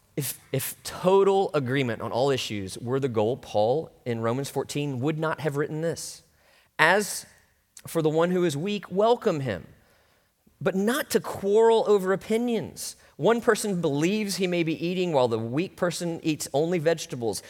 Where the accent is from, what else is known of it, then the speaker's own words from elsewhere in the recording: Orlando, Florida, United States; also born or lived in North Mississippi; growing up in Orlando, it was a little more Southern than it is now